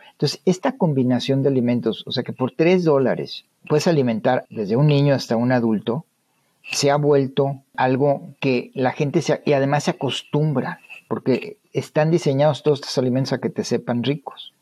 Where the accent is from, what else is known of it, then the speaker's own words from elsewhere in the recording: Monterrey, Nuevo León, Mexico; now in United States; los que somos de Monterrey